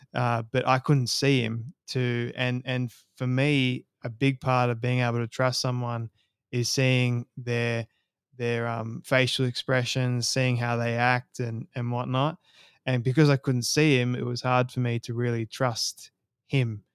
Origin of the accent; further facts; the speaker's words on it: Sydney, New South Wales, Australia; I was born and raised in Sydney, Australia